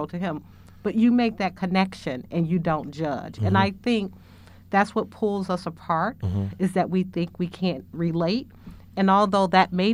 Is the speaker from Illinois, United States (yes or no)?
yes; Chicago, Illinois, United States; I was born and raised in Chicago, in Inglewood.